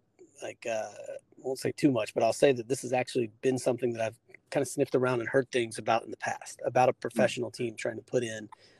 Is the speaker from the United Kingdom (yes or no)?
no; Florida, United States; I grew up in Florida.